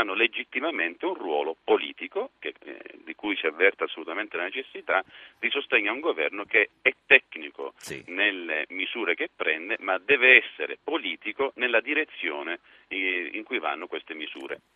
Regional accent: Sicily, Italy; da siciliano

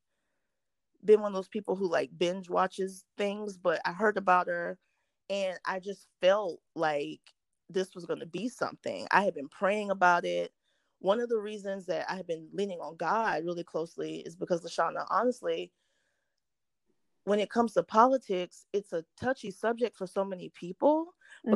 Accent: South Carolina, United States; I'm from South Carolina

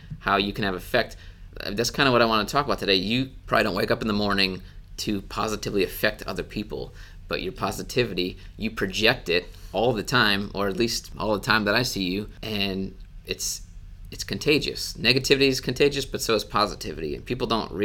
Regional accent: Wisconsin, United States; moved away; I grew up in Wisconsin.

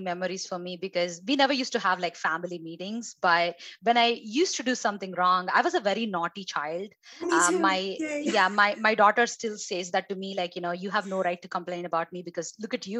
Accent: India; moved away as an adult; now in United States; my background and where I grew up is in India

